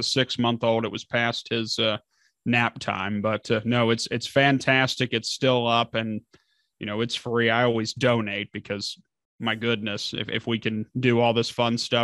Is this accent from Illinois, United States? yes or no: no; Northern Kentucky, United States; moved away as an adult; also born or lived in Dayton, Ohio; now in Ohio, United States; I'm originally a Kentucky boy, but Northern Kentucky.